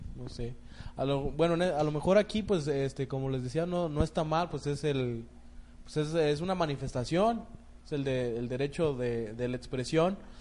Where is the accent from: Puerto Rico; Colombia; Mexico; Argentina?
Mexico; no solo como mexicanos